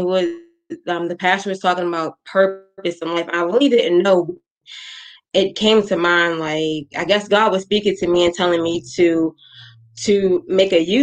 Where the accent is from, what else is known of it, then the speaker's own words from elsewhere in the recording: Maryland, United States; I'm from Maryland